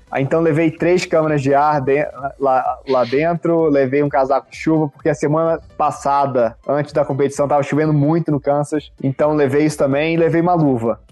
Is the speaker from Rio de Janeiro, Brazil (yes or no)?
yes; Rio de Janeiro, Brazil; also born or lived in Minas Gerais; now in Denver, United States; sou carioca